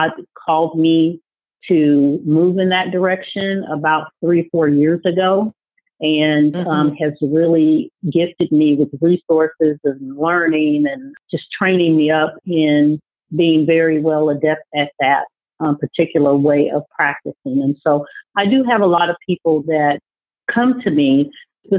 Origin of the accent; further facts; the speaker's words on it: Des Moines, Iowa, United States; moved away; also born or lived in Kansas City, Missouri; I was born and raised in Des Moines, Iowa